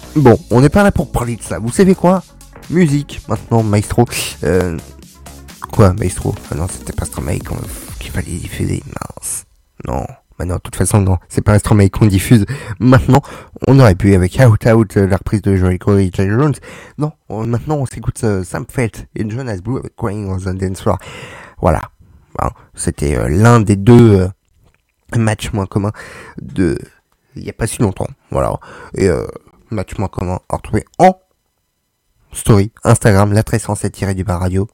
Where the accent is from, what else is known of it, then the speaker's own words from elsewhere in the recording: France; on est français, ici on est un pays répressif